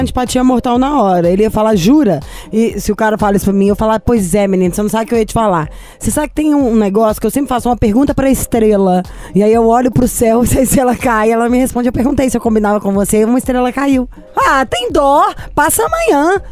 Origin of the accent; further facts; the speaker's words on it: Brazil; a gente é brasileiro